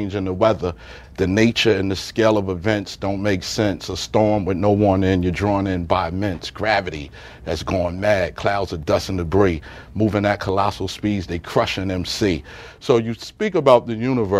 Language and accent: English; New York City, New York, United States; also born or lived in Staten Island; I grew up in Brooklyn. Okay. I'm born in Brooklyn, lived in Staten Island. I lived in all the boroughs.